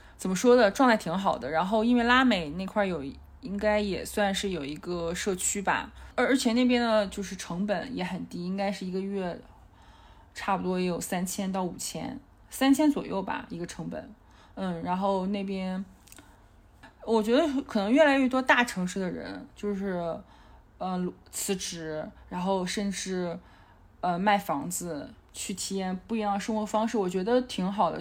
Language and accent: Chinese; Dalian, Liaoning, China; moved away as an adult; also born or lived in Shanghai / Dali; now in Chengdu, China; 我的老家，呃，在辽宁大连嘛